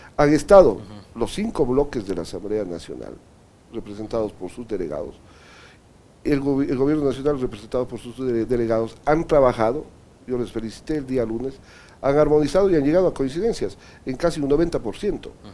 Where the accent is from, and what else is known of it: Ecuador